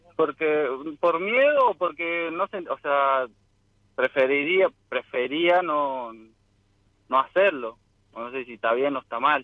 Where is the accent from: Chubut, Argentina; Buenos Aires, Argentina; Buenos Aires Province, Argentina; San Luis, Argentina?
San Luis, Argentina; De acá de San Luis, capital